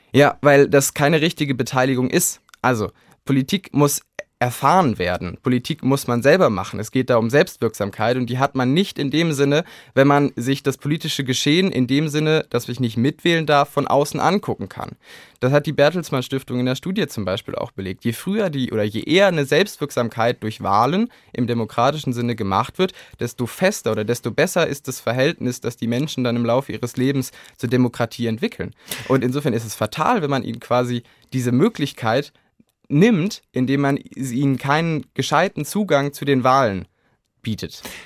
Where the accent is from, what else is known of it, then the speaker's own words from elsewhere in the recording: Kassel, Hesse, Germany; bei uns in Kassel die Wahl zur Stadtverordnetenversammlung